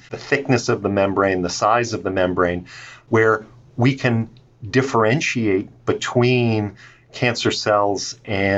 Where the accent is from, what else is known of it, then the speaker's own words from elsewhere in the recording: outside of Baltimore, Maryland, United States; I grew up outside of Baltimore